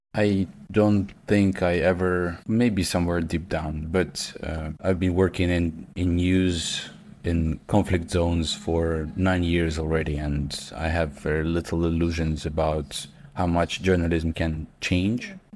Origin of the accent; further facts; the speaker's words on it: Kharkiv, Kharkiv Oblast, Ukraine; at that time I was in Kharkiv, in my hometown